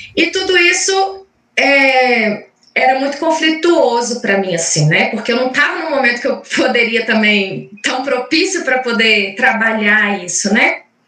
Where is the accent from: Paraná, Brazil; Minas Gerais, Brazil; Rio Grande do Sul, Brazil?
Minas Gerais, Brazil; Caratinga; Eu morava num, em Minas, sou mineira, sou de Caratinga